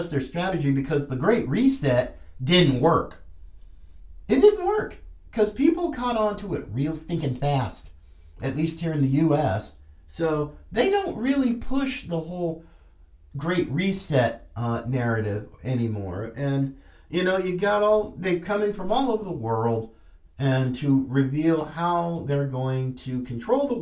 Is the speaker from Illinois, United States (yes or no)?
no; North Carolina, United States; coming from my home state, I'm a fifth generation Tar Heel and proud of it